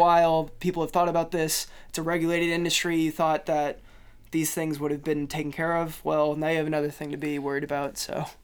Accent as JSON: {"language": "English", "town": "Kansas City", "country": "United States", "moved": "yes", "said": "I'm from Kansas City, we have Google Fiber"}